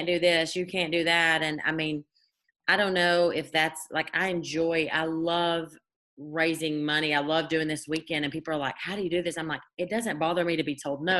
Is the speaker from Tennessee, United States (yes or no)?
yes; Cleveland, Tennessee, United States; my hometown, small little Cleveland, Tennessee